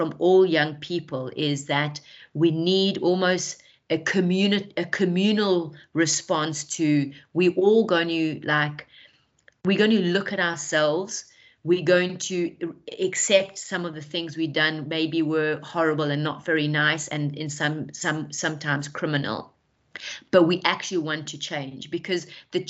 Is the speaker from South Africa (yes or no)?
yes; South Africa; I'm South African